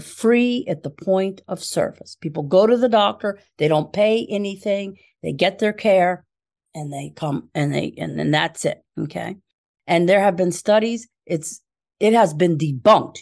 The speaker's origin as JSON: {"language": "English", "town": "Philadelphia", "region": "Pennsylvania", "country": "United States", "also_born_or_lived": "Chicago", "moved": "as an adult", "lives_now": "Pittsburgh, United States", "said": "I'm originally from Philadelphia"}